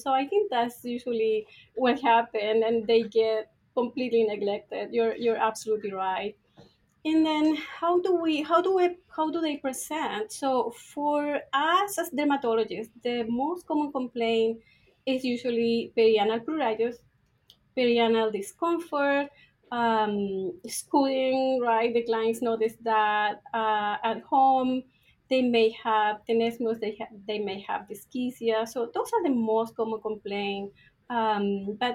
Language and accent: English; Chile; moved away as an adult; now in Ohio, United States; Yes, so I am from Chile. So I went to vet school there.